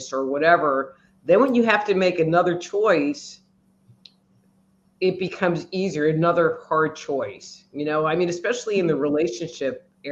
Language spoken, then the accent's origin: English; New York, United States; now in Texas, United States; I'm from New York